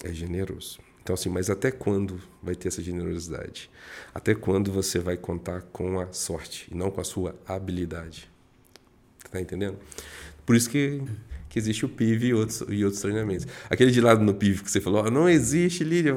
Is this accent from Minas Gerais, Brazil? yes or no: yes; Juiz de Fora, Minas Gerais, Brazil; moved away; eu sou da roça, sou do interior, né, sou de Minas